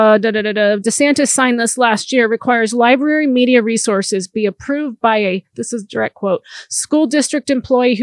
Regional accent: the South, United States; I grew up in the South

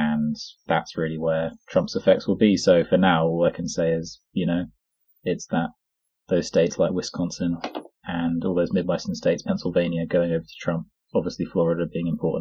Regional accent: United Kingdom; I'm a British citizen

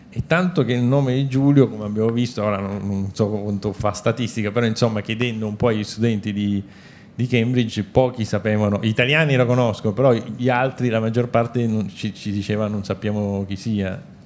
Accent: Palermo, Sicily, Italy; io sono di Palermo

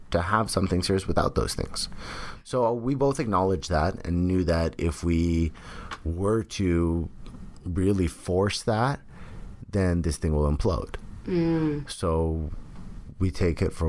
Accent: San Jose, California, United States; moved away as an adult; now in Los Angeles, United States; Bay Area, those are my roots. That's where I'm from

